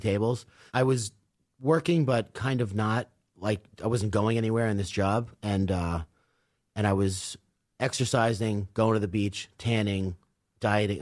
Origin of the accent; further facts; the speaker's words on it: Commack, New York, United States; also born or lived in California; I grew up in Comac in Northport